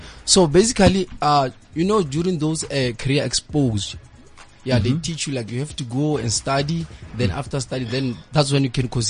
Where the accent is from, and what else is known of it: Pretoria, Gauteng, South Africa; born or raised there; also born or lived in Mwega, near Hammanskraal